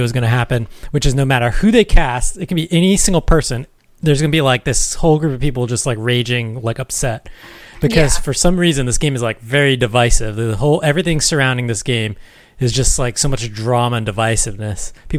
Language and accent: English; Hawaii, United States; But Christy Yamaguchi, the Olympic skater, is from like my hometown, actually.